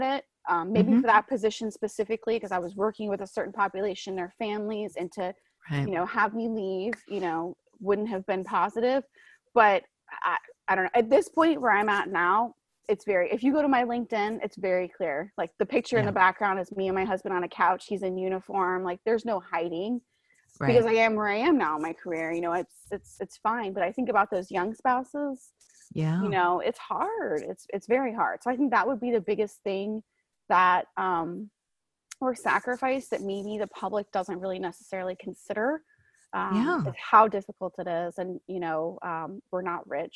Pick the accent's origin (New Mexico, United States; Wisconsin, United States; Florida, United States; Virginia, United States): Florida, United States; moved away as an adult; also born or lived in Alaska; I grew up in Florida. He got stationed in my hometown